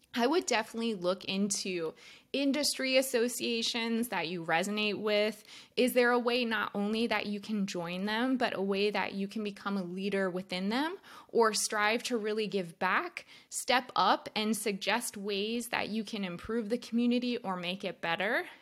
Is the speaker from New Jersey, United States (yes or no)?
yes; New Jersey, United States; We're both from New Jersey